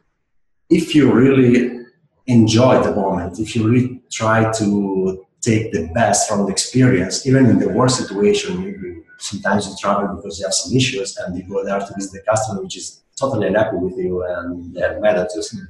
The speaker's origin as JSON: {"language": "English", "country": "Italy", "tie": "born or raised there", "moved": "yes", "said": "I grew up in Italy, which is a completely different mentality from other countries"}